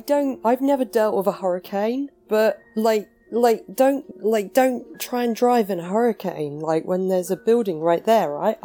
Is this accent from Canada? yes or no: no; England, United Kingdom; myself being English.